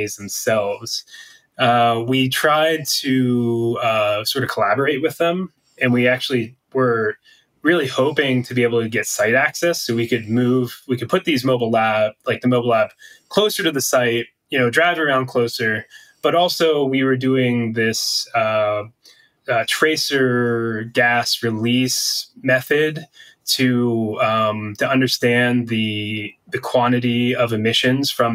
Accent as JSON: {"language": "English", "region": "Pennsylvania", "country": "United States", "moved": "yes", "lives_now": "Boulder, United States", "said": "I'm from Pennsylvania, so I was the local, especially when we worked around the Pittsburgh region."}